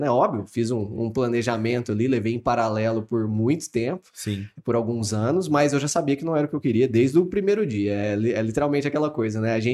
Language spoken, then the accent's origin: Portuguese; Franca, São Paulo, Brazil; Sou de Franca, então nasci aqui, criado aqui em Franca, família toda trabalhando com sapato a vida inteira, então tô, tô dentro desse contexto francano